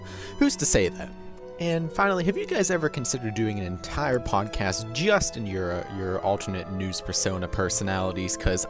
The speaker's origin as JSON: {"language": "English", "country": "United States", "said": "I'm American"}